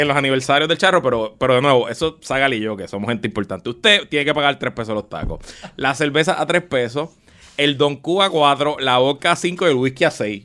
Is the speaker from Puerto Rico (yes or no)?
yes; Puerto Rico; a mí como puertorriqueño